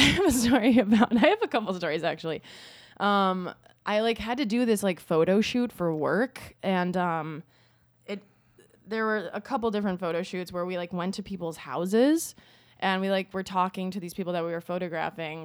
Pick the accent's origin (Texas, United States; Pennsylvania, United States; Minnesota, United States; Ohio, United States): Minnesota, United States; moved away; I was from Minnesota